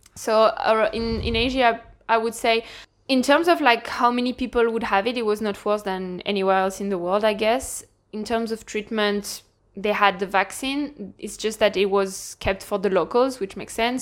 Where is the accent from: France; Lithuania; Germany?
France; Lille, Hauts-de-France; accent: French; English is a second language; moved away as an adult; now in Ireland; I'm from France, from the north of France, more precisely, Lille